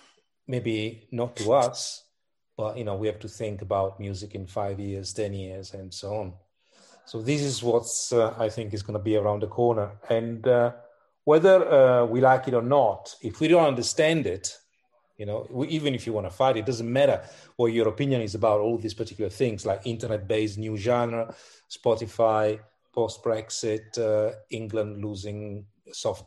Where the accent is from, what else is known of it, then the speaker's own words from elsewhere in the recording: Milan, Lombardy, Italy; moved away; I was born in Milan in Italy